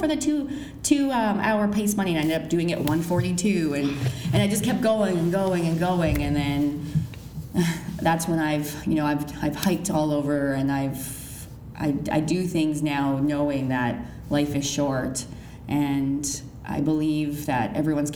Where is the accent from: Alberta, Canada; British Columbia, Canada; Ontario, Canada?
British Columbia, Canada; Kelowna; moved away as an adult; now in Ottawa, Canada; I am actually from Kelowna, BC. I moved out to Ottawa 2 years ago